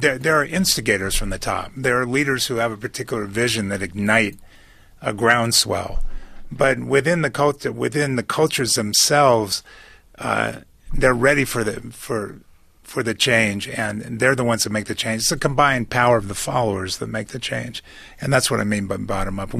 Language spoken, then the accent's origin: English; United States; I'm from America